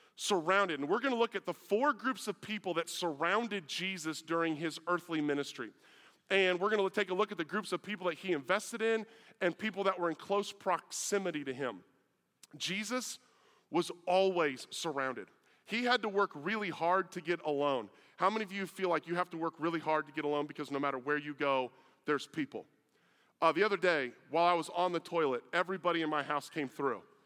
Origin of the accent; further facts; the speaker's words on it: Iowa, United States; moved away; I was from Iowa